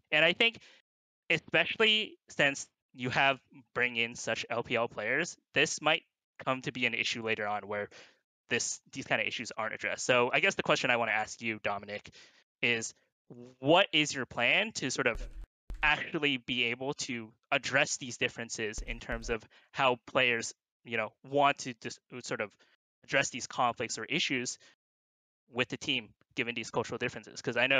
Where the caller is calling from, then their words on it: Irvine, California, United States; Irvine, California.